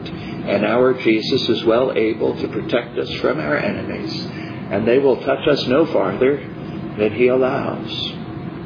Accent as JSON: {"language": "English", "country": "United States", "tie": "born or raised there", "said": "Growing up in America"}